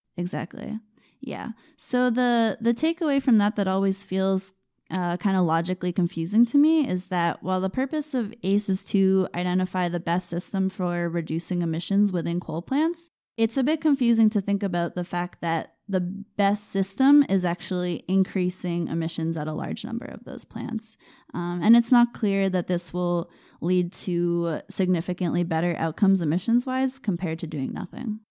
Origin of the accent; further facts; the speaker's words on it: Maine, United States; I grew up in Maine